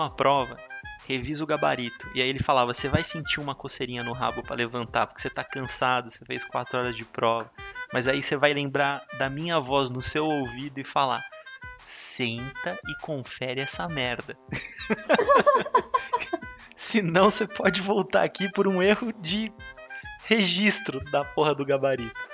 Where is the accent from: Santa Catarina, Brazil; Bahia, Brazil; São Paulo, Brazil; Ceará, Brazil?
São Paulo, Brazil; Porque nós somos paulistas, a gente está aqui em São Paulo